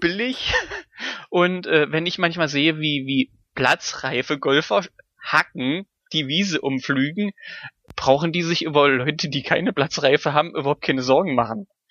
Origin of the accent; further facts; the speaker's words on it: Germany; als Deutscher